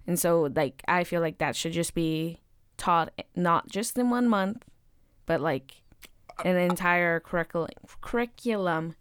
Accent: Woodburn, Oregon, United States; from Woodburn, Oregon

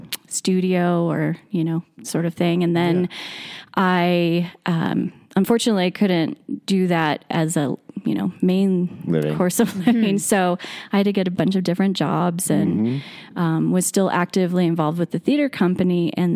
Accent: Mammoth Lakes, California, United States; also born or lived in Mono City, California; I grew up here in the Eastern Sierra.

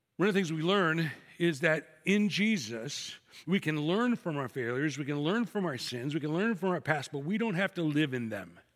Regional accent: Chicago, Illinois, United States; I'm from Chicago

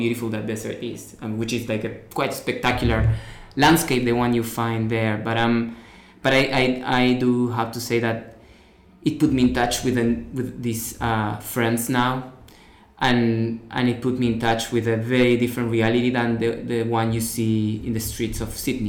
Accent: Rosario, Santa Fe, Argentina; I'm an artist from Argentina, from a city called Rosario.

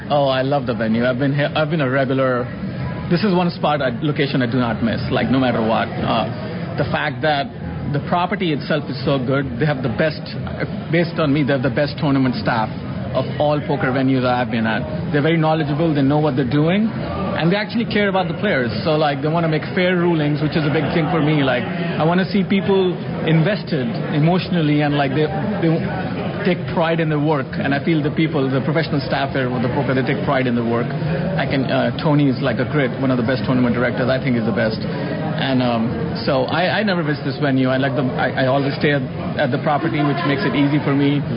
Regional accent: India; now in United States; I'm an Indian. I was born in India

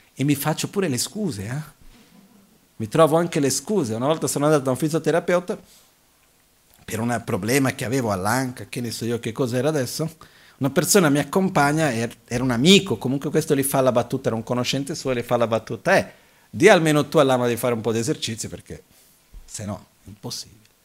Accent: Brazil; io sono nato in Brasile

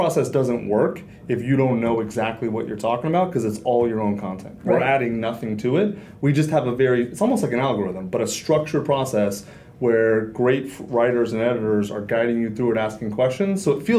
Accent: Kentucky, United States; Kentucky. {S0} Like, {S2} love it. Total BFE Kentucky. Nowhere Kentucky, yeah.

